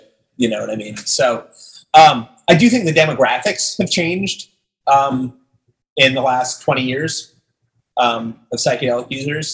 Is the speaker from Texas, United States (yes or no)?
no; Long Island, New York, United States; I grew up on Long Island as well